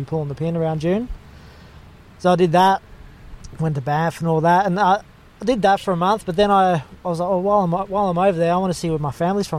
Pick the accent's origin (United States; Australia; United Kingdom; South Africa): Australia; Bunbury, Western Australia; moved away as an adult; now in Gold Coast, Australia; I'm from WA originally. I grew up in Bunbury, southwest WA.